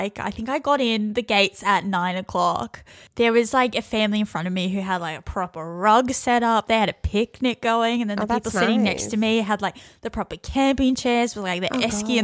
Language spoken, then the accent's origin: English; Australia; as an Australian